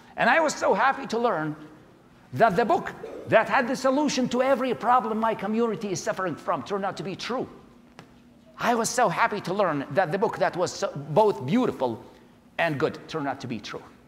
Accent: Baghdad, Baghdad Governorate, Iraq; English is a second language; moved away as an adult; now in United States; I was born in January of 1979 in Baghdad, Iraq.

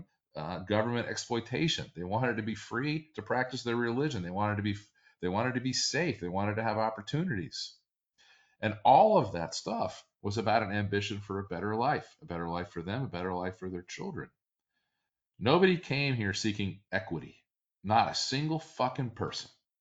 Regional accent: Florida, United States; also born or lived in Baltimore, Maryland; I grew up in Florida and I have a lot of old friends in the greater South Florida Miami area

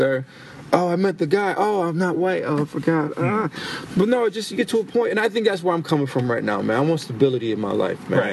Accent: New Britain, Connecticut, United States; we're from New Britain, Connecticut

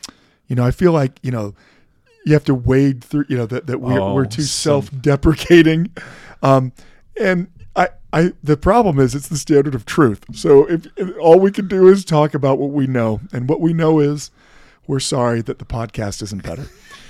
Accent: Idaho, United States; We're both from Idaho.

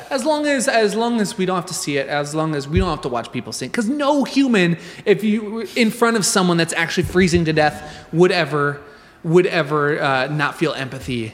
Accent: Nebraska, United States; I grew up in Nebraska

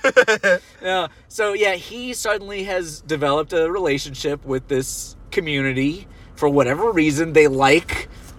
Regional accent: Australia; We're Australian.

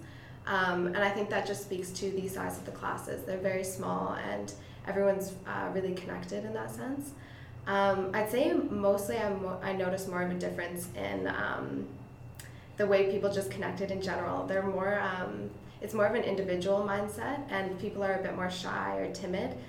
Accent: Canada; as a Canadian student

